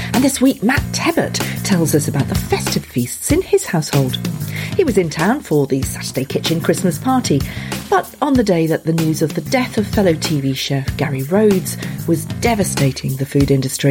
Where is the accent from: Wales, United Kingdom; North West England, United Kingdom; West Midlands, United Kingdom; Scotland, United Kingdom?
Wales, United Kingdom; Abergavenny; I grew up in Abergavenny